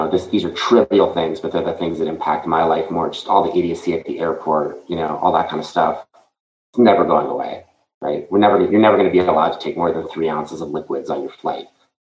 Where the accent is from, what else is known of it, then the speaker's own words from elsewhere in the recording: Montreal, Quebec, Canada; now in Florida, United States; I grew up in Montreal